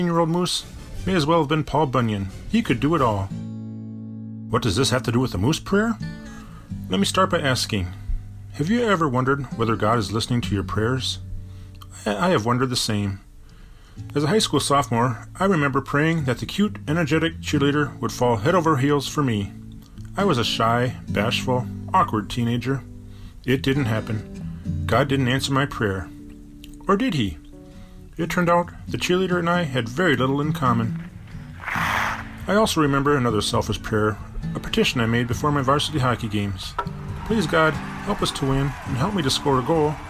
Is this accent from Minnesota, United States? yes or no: yes; Bloomington, Minnesota, United States; growing up in Bloomington, Minnesota